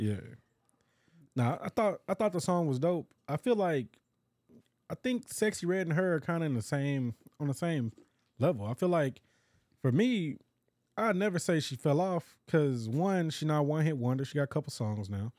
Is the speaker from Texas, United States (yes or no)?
yes; Dallas, Texas, United States; also born or lived in DeSoto, Texas; growing up in Dallas, you know, Oak Cliff. Then when we, uh, moved over to DeSoto